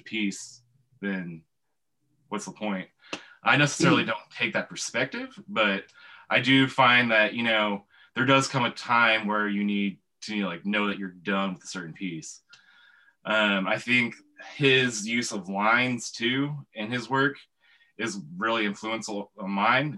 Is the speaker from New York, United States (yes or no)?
no; Tulsa, Oklahoma, United States; also born or lived in Milwaukee, Wisconsin; I grew up here in Tulsa, but I'm originally from Milwaukee.